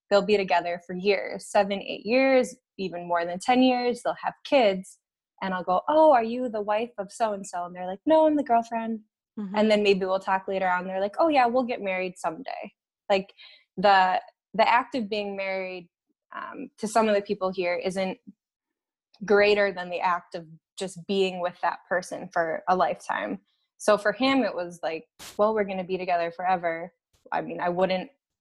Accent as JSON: {"language": "English", "region": "Minnesota", "country": "United States", "moved": "as an adult", "lives_now": "Finland", "said": "I'm from Minnesota"}